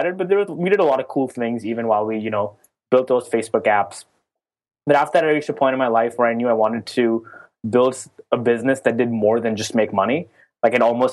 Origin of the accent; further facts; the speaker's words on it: Oman; moved away as an adult; also born or lived in California, United States; now in New York, United States; I grew up in a small country called Oman in the Middle East. Moved to America when I was 17